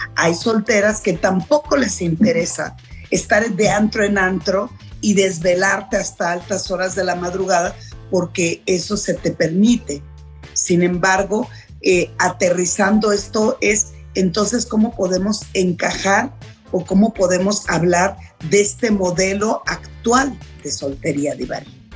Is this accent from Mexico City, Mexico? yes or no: no; Culiacán, Sinaloa, Mexico; moved away; allá en Culiacán, en mi tierra, con mi familia